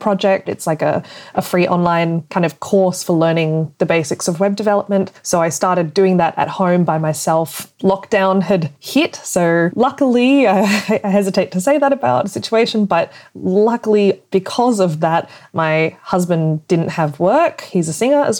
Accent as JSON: {"language": "English", "country": "Australia", "moved": "as an adult", "lives_now": "Germany", "said": "I'm originally from Australia, but I live now in Germany."}